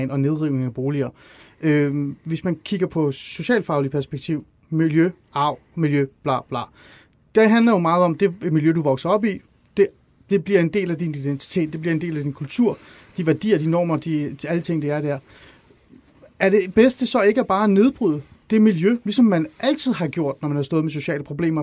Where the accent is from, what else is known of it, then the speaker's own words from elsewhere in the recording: North Zealand, Capital Region of Denmark, Denmark; also born or lived in Iran; jeg voksede op i Ålskov i Nordsjælland